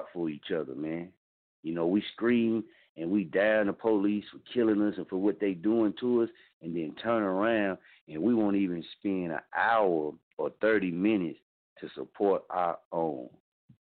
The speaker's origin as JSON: {"language": "English", "town": "Muskogee", "region": "Oklahoma", "country": "United States", "tie": "born or raised there", "moved": "as an adult", "said": "my hometown, man. I mean, this is Muskogee, Oklahoma"}